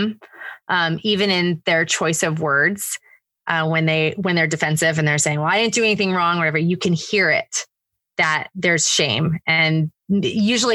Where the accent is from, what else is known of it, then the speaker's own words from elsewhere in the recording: California, United States; moved away as an adult; also born or lived in Oregon / Connecticut / New York / New Jersey; now in Georgia, United States; I was born and raised in California. That's, you know, by far my home state